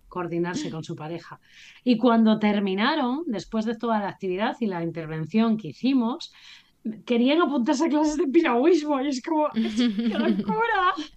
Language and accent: Spanish; Asturias, Spain; Yo soy asturiana